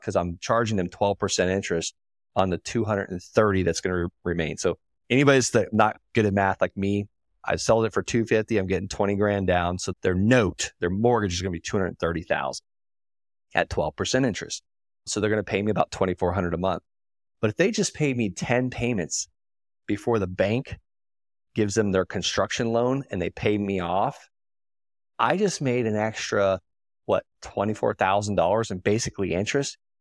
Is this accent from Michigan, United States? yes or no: no; Okeechobee, Florida, United States; I'm from Okeechobee, Florida